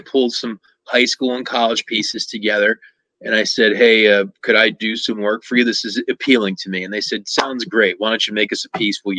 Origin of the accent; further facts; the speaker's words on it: Lancaster, Pennsylvania, United States; in Southeast Pennsylvania, where I grew up in Lancaster